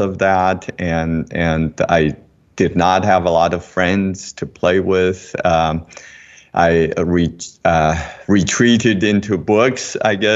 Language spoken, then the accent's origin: English; Beijing, China; now in Charleston, United States; I was born in Beijing in the family of two engineers